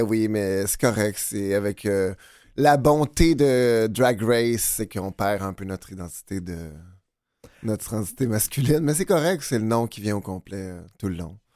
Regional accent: Boucherville, Quebec, Canada; je viens de Boucherville, Montérégie

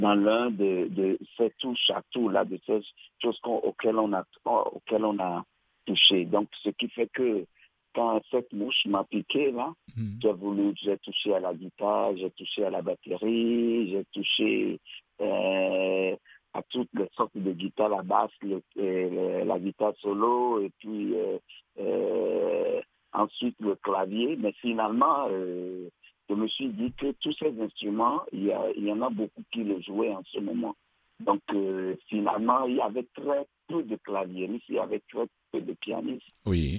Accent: Benin; also born or lived in Togo; now in Montreal, Canada

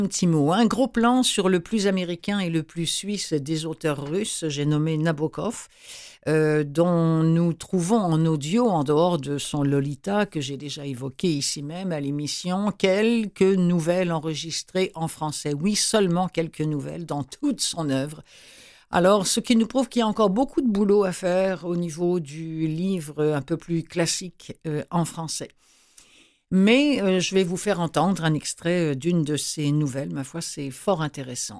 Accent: Rouen, Normandy, France; à Rouen, qui est ma ville natale

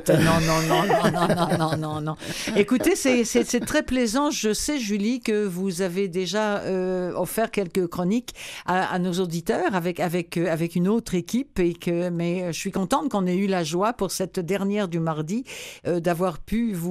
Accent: France; now in Quebec, Canada; Nous venons tous les deux de France.

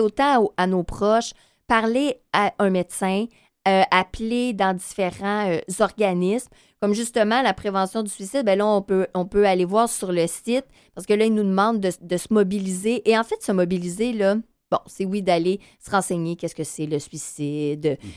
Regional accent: North Shore, near Montreal, Quebec, Canada; now in Montreal, Canada; je viens de la Rive-Nord

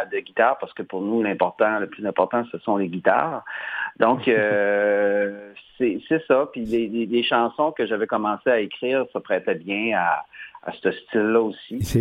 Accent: New Richmond, Quebec, Canada; also born or lived in Rimouski; je suis revenu chez moi à Gaspésie

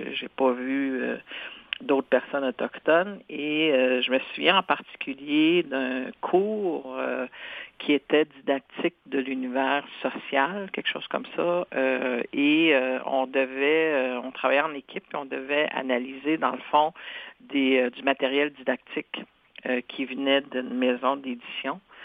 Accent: Senneterre, Quebec, Canada; first language Cree; French is a second language; je suis né à Santerre et j'ai fait mes études primaires, secondaires à Sainte-Terre.

